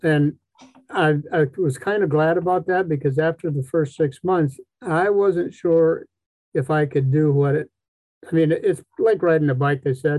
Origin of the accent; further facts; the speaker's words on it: Wisconsin, United States; I'm from Wisconsin. This one says, where? I said, Boston.